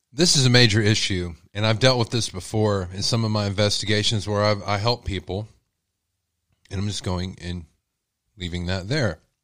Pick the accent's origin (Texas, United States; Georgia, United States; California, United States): Texas, United States; I'm from Texas, y'all, and I have an accent sometimes